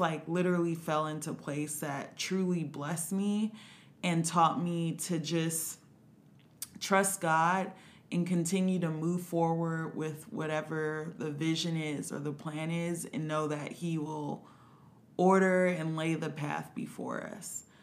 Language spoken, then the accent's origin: English; Compton, California, United States; I'm from Compton, California.